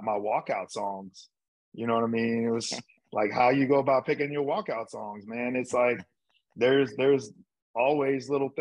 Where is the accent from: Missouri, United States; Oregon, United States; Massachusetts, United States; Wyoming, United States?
Missouri, United States; St. Louis; I loved growing up where I grew up, St. Louis.